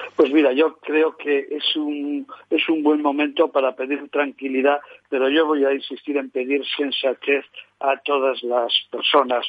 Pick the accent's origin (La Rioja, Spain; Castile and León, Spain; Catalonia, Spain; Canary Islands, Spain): La Rioja, Spain